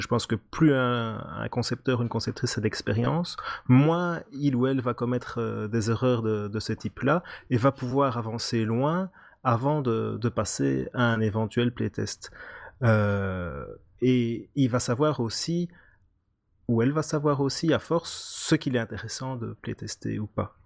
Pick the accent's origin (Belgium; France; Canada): Belgium; accent: Belgian; là on entend que je suis belge